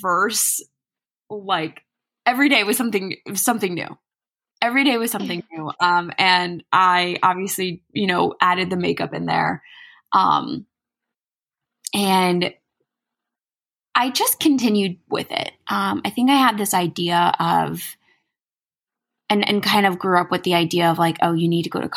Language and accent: English; New Jersey, United States; I'm from New Jersey